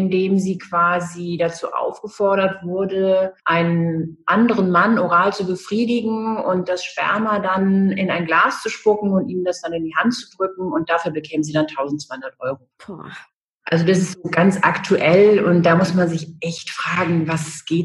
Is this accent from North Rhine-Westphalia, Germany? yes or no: yes; Düsseldorf, North Rhine-Westphalia, Germany; moved away as an adult; also born or lived in Trier; now in Rostock, Germany; bin äh, aus, ursprünglich aus Düsseldorf. Ich bin in Düsseldorf geboren und ähm, habe dann in Düsseldorf eine Banklehre gemacht, bin dann zum Studium nach Trier